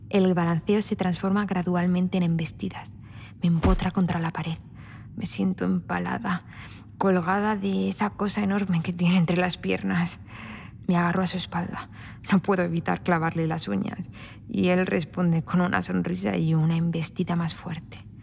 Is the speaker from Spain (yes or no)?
yes; Spain; Ah, Tanto se nota que soy española.